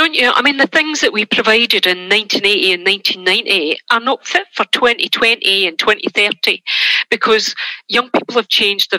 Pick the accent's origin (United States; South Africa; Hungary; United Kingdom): United Kingdom; Glasgow, Scotland; It is, yes. So I'm just outside Glasgow, but Glasgow is a place that I did most of my work.